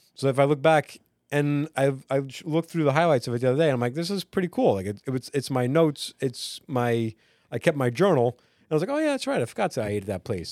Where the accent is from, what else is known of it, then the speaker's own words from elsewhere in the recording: Long Island, New York, United States; growing up on Long Island